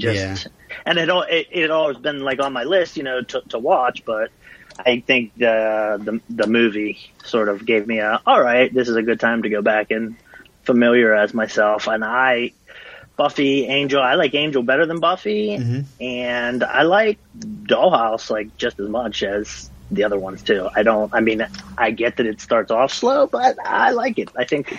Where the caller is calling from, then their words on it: Pittsburgh, Pennsylvania, United States